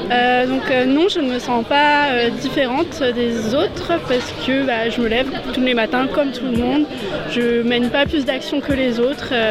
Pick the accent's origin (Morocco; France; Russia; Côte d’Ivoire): Morocco; Casablanca, Casablanca-Settat; je suis de Casa, hein, je viens du campus de Casa